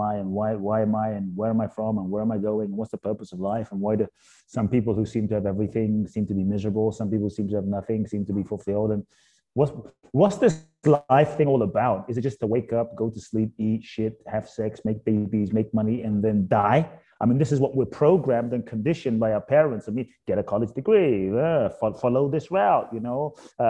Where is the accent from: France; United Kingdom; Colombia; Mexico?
United Kingdom; London; born or raised there; also born or lived in Ghana; now in United States